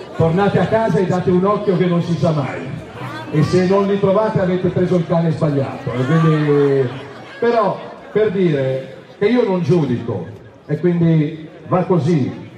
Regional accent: Milan, Lombardy, Italy; io sono milanese e la amo più di ogni altra città al mondo

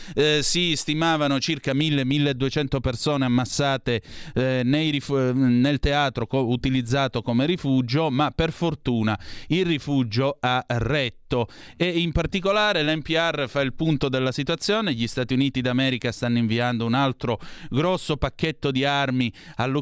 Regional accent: Southern Italy, Italy; io sono meridionale, non sono terrone

